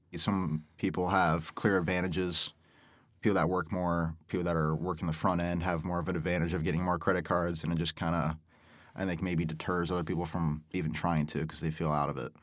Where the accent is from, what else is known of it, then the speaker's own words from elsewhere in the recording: Omaha, Nebraska, United States; born and raised in Omaha, work at Golf Galaxy with Cade here